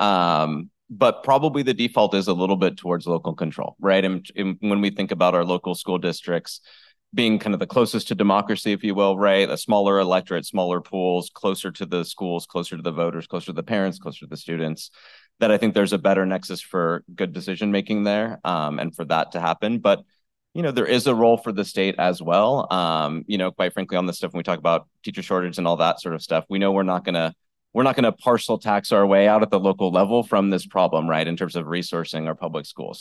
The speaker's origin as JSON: {"language": "English", "town": "Tulare", "region": "California", "country": "United States", "tie": "born or raised there", "said": "I was actually born and raised in Tulare, so I, I know what it's like being from the Central Valley"}